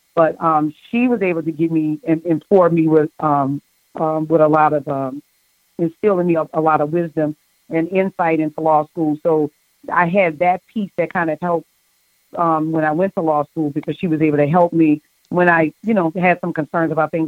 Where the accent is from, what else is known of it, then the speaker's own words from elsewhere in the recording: New Orleans, Louisiana, United States; I grew up in Holly Grove